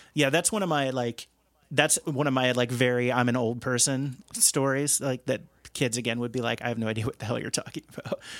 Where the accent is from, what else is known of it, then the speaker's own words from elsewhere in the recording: outside of Cincinnati, Ohio, United States; I grew up outside of Cincinnati